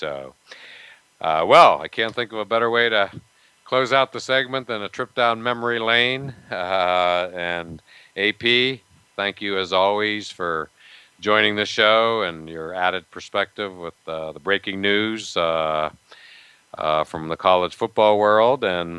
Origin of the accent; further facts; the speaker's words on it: Altoona, Pennsylvania, United States; my hometown of Altoona, Pennsylvania